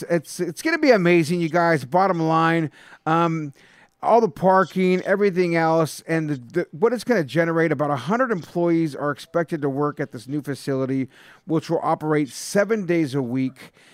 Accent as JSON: {"language": "English", "town": "San Jose", "region": "California", "country": "United States", "tie": "born or raised there", "said": "San Jose, dog born and raised."}